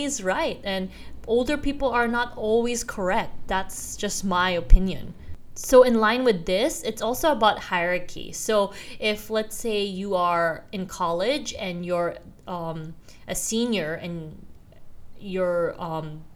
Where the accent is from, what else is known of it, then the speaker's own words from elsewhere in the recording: Philippines; moved away as an adult; also born or lived in South Korea; now in Australia; I am Korean by race, but I moved to the Philippines when I was maybe 6 years old